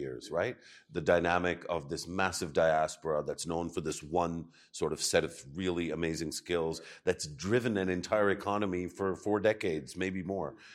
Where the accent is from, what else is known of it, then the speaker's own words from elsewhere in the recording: Pakistan; as a Pakistani